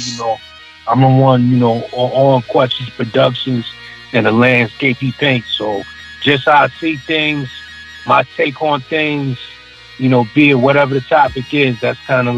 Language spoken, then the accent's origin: English; Rochester, New York, United States; we're from Rochester, New York.